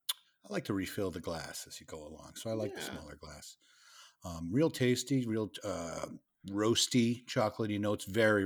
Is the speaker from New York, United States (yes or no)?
no; Worcester, Massachusetts, United States; accent: Worcester; I did train myself to get rid of my Worcester accent.